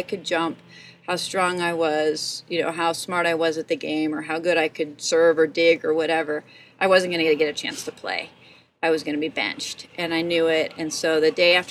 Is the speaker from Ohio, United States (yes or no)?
no; Evergreen, Colorado, United States; moved away as an adult; also born or lived in Southern California; now in Moab, United States; I grew up in Evergreen, Colorado, and that's where my parents still live